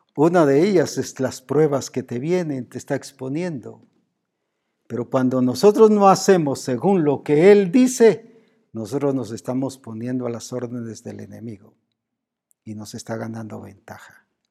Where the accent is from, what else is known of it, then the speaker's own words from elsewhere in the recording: Guatemala; Como decimos aquí en Guatemala